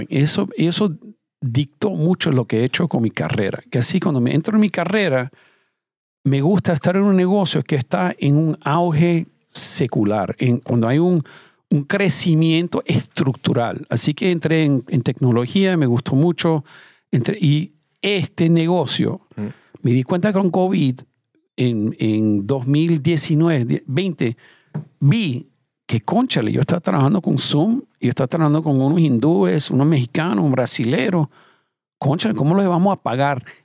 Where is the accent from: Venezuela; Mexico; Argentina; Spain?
Venezuela; also born or lived in Iran; nací en Irán y después la revolución en Irán me fui a Venezuela. Mi familia emigró a Venezuela.